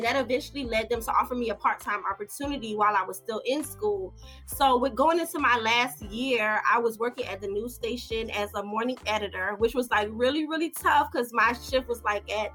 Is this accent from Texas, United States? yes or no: no; Miami, Florida, United States; moved away as an adult; also born or lived in Tallahassee, Florida; now in New York City, United States; I am originally from Miami, Florida. So I'm a long ways from home being in New York City